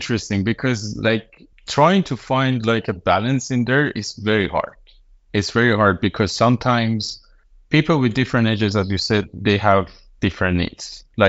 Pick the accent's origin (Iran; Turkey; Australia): Iran; now in Denmark; I'm from Iran, and I moved to Denmark 4 years ago